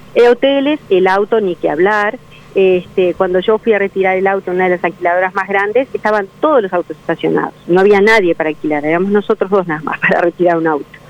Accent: Uruguay

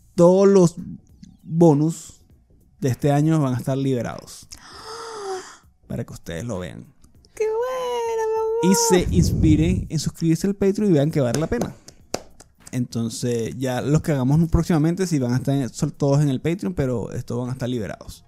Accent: Venezuela; moved away; como venezolano

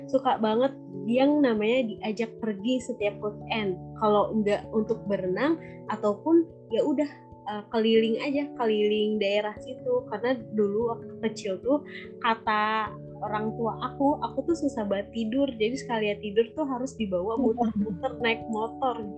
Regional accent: Jakarta, Indonesia; now in Cibitung, Indonesia; Dulu tuh waktu kecil aku tinggalnya di Halim di kampung Makassar, Jakarta Timur. Sekarang aku udah pindah nih sama keluarga aku pindah ke Cibitung.

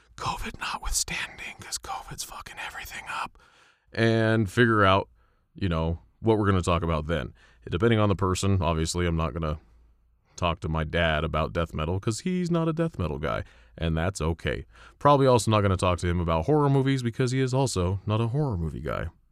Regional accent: Colorado, United States; I'm from Colorado.

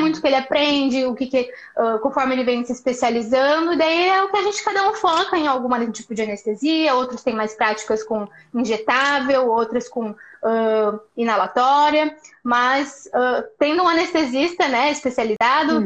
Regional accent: Paraná, Brazil; moved away as an adult; also born or lived in Maringá, Brazil; now in Porto Alegre, Brazil; Sou paranaense

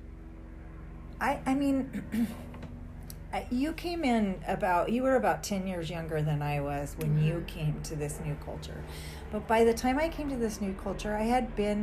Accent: Fresno, California, United States; moved away as an adult; we came from the Fresno area

